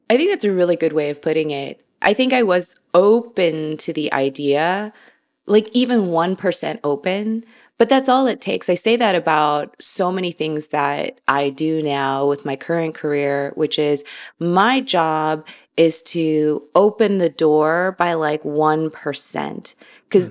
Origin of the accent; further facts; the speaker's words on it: Chicago, Illinois, United States; I was born and raised in Chicago, Illinois.